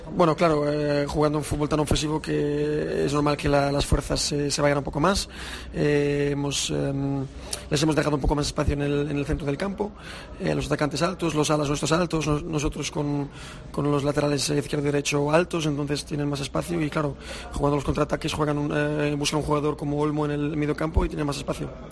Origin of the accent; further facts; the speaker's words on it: Switzerland; first language Spanish; nací, nací en Suiza, eh, pero la mayoría de mi familia está en Suiza. Pero hasta, bueno, hasta los siete años que no fui al al jardín de infancia estuve con mis padres hablando español